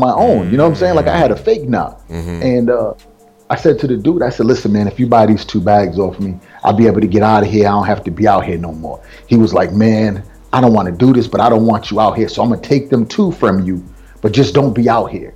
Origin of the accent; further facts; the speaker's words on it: Providence, Rhode Island, United States; I come from Rhode Island, that little speck on the map, you know. And most people, every time I say Rhode Island, they're like, man, they got black people there? you know, so inside of Providence, they do. And that's where I grew up